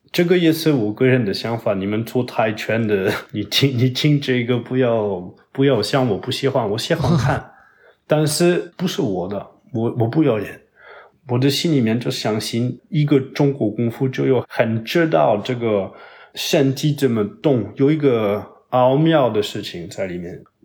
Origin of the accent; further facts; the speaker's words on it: Toulouse, Occitania, France; Chinese is a second language; moved away as an adult; also born or lived in Paris, France / Foshan, China; 但是我在国的老家就是toulouse，法国南部